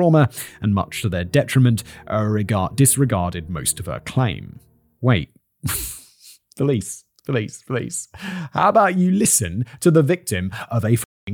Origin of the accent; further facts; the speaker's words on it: United States; I'm American